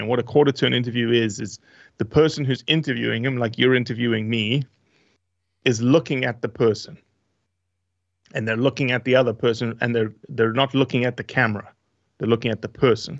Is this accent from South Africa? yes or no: yes; South Africa; moved away; also born or lived in Brazil / Australia; originally South Africa, um, not born and raised, but born in Brazil, but moved to South Africa when I was very, very small.